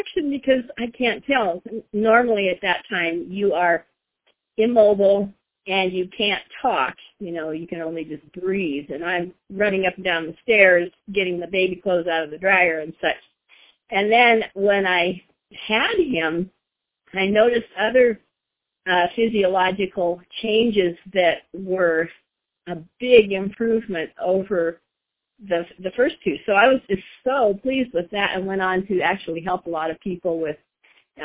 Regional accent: Oregon, United States; I'm from Oregon, and we have been in NeoLife for a little over 40 years now

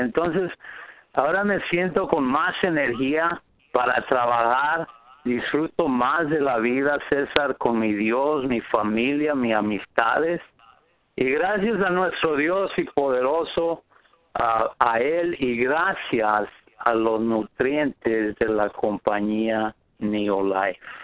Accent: Riverside, California, United States; soy de Riverside, California

